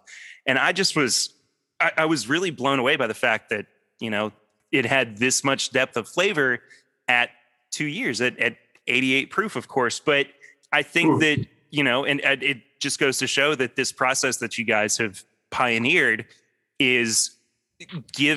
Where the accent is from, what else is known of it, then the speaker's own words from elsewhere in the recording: Lexington, Kentucky, United States; I'm from Kentucky. I was born in Lexington. I'm still here pretty much